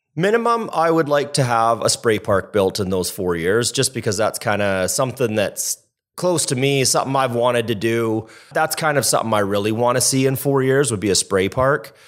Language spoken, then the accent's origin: English; Kitimat, British Columbia, Canada; also born or lived in Edmonton; I moved to Kitimat when I was four from Edmonton